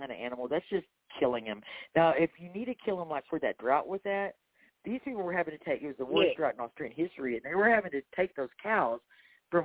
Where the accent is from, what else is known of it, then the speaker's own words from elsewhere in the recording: Texas, United States; I'm from Texas